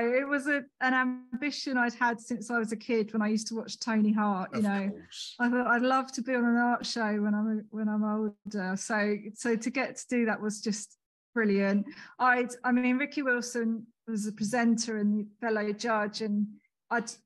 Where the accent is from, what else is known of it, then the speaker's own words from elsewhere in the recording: Hitchin, East of England, United Kingdom; also born or lived in Leicester; my hometown, Hitchin